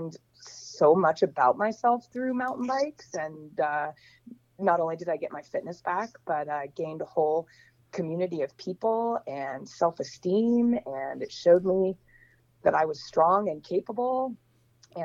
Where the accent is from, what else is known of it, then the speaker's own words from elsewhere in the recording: Portland, Oregon, United States; moved away as an adult; also born or lived in Los Angeles; I was born and raised in Portland, Oregon, in the rain.